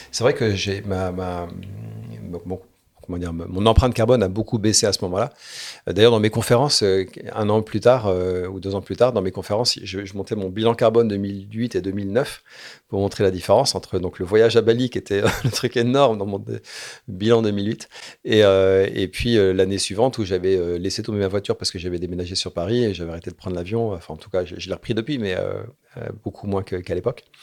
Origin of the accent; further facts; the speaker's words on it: Morocco; born there; Alors moi, je suis né au Maroc. Mon père était en coopération euh, à la Royal Air Maroc. Il est pilote de ligne.